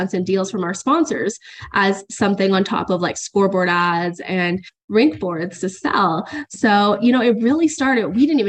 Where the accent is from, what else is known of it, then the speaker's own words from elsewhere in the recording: Cornwall, Ontario, Canada; coming back to my hometown in Cornwall